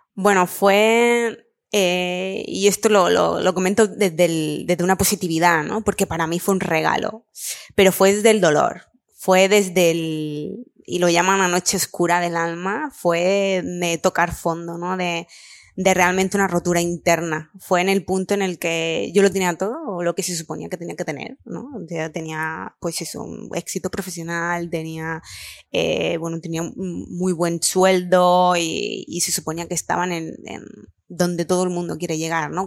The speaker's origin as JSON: {"language": "Spanish", "town": "Lanjarón", "region": "Andalusia", "country": "Spain", "also_born_or_lived": "Barcelona", "moved": "as an adult", "said": "yo soy de Granada, de un pueblo pequeñito, eh, Lanjarón"}